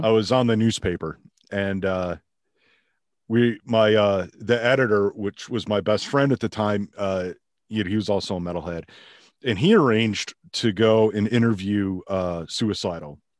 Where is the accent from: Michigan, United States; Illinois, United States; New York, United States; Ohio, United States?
Illinois, United States; outside of Chicago; I grew up outside of Chicago